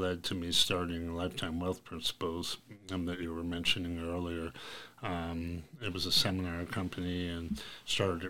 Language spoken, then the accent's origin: English; Fairfield County, East Coast, Connecticut, United States; moved away as an adult; now in Colorado, United States; I grew up in the East Coast in the Fairfield County area